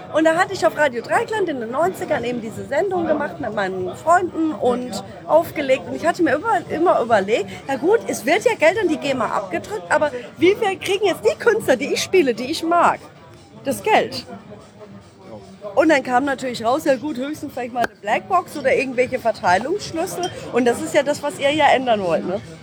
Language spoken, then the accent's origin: German; Düsseldorf, North Rhine-Westphalia, Germany; ich komme aus Düsseldorf